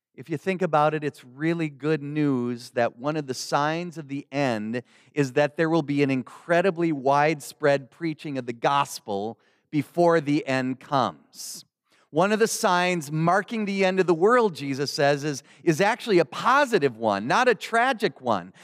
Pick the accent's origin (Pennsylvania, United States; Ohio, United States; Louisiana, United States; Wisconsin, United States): Wisconsin, United States; Milwaukee; moved away; the Lutheran mother church in my hometown in Milwaukee, Wisconsin